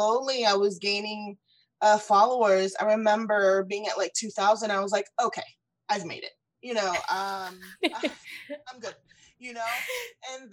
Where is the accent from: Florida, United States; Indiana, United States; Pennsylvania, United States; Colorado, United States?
Florida, United States; South; moved away as an adult; also born or lived in Ecuador / Orlando, Florida; now in Houston, United States; I was born in Ecuador and I was brought to the US when I was 4 years old. So I've lived here pretty much my whole life. And I was raised in South Florida